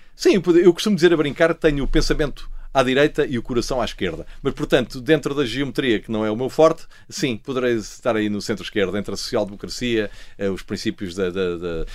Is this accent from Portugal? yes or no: yes; Lisbon, Portugal; eu sou lisboeta, nasci em, em, Lisboa, no Hospital de Santa Maria, mas os meus pais são alentejantes